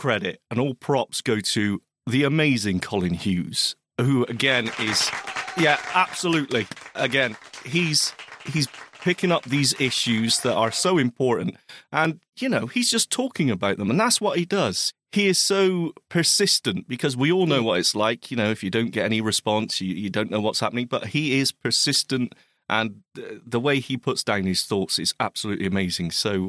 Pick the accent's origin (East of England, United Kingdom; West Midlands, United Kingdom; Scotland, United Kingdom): Scotland, United Kingdom; It's my home country.